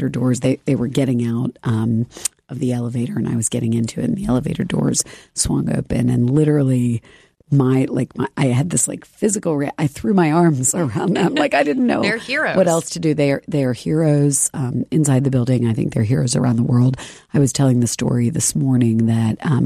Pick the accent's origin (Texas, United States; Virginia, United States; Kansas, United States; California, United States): Virginia, United States; Richmond; I grew up in Richmond, Virginia, which was this great place to grow up